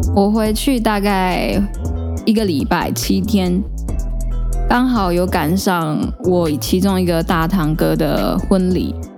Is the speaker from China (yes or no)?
no; Taiwan; 关于客家人这件事情，我其实从小呃在学校里，大家就是一周会有一堂母语课，那母语课就是教所谓的台语。所以那时候我们都会学一些台湾罗马拼音。